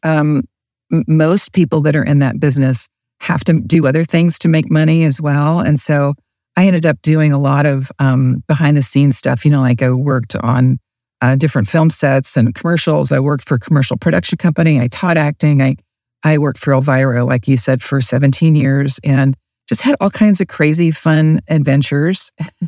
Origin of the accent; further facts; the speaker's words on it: Asheville, North Carolina, United States; moved away as an adult; also born or lived in Charlotte, North Carolina / Los Angeles / Phoenix; I was raised in Asheville, North Carolina, went to Asheville High